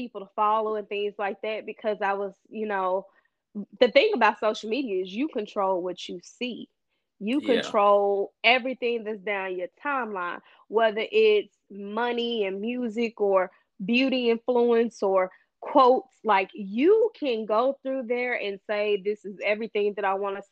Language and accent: English; Arkansas, United States; accent: Southern; now in Dallas, United States; I am from Arkansas, but I live in Dallas